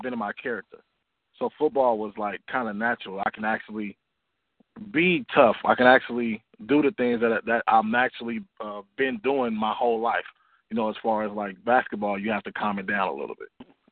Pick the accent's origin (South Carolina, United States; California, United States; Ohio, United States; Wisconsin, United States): California, United States; Oakland; I grew up in Oakland, California